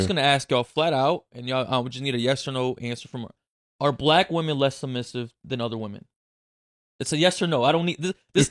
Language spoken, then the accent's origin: English; Brazil; Like, I'm from Brazil, there's a different breed of Black women there, right?